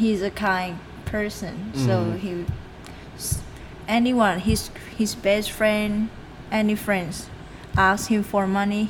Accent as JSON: {"language": "English", "region": "Bangkok", "country": "Thailand", "tie": "born or raised there", "second_language": "English", "said": "I grew up in Bangkok."}